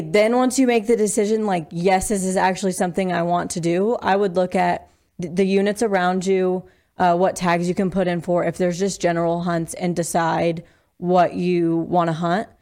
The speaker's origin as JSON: {"language": "English", "area": "Eastern Plains", "region": "Colorado", "country": "United States", "tie": "born or raised there", "also_born_or_lived": "Laramie, Wyoming", "moved": "as an adult", "lives_now": "Sheridan, United States", "said": "I'm originally from Colorado. Grew up on the Eastern Plains, and then I moved to Laramie for college"}